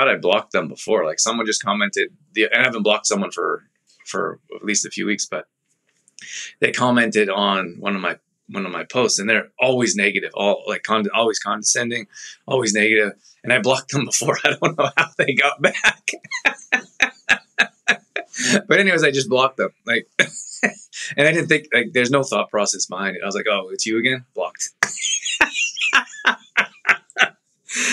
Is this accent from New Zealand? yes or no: no; Calgary, Alberta, Canada; moved away; grew up in Calgary